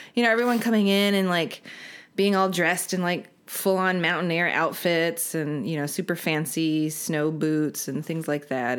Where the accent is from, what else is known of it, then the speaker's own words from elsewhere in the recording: Salt Lake City, Utah, United States; moved away as an adult; I was born and raised in Salt Lake